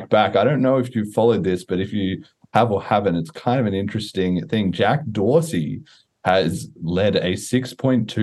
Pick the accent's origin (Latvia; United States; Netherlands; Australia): Australia; I'm Australian